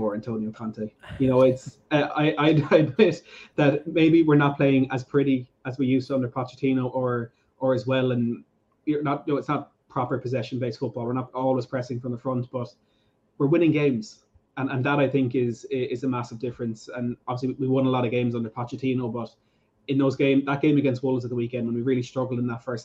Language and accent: English; Ireland; even as an Irishman